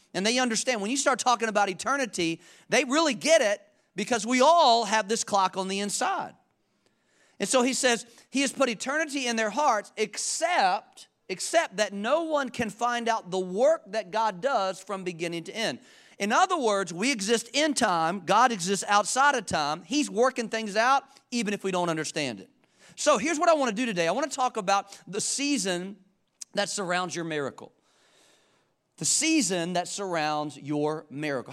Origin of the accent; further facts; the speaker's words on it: Charlotte, North Carolina, United States; I'm from Charlotte.